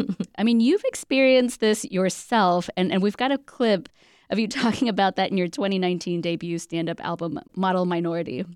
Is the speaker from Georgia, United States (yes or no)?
no; Alabama, United States; I grew up in Alabama